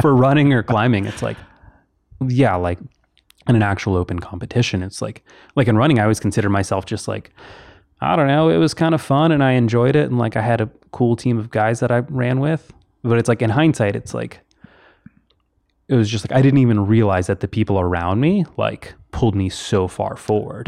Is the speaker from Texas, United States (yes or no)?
yes; Houston, Texas, United States; moved away as an adult; also born or lived in Kentucky / Tennessee; where I live, or grew up in Texas